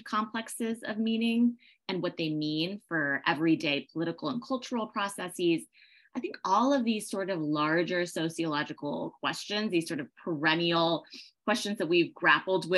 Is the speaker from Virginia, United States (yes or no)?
yes; Northern Virginia, United States; moved away as an adult; also born or lived in Berlin, Germany; now in Los Angeles, United States; born in Berlin, Germany, and I grew up in Northern Virginia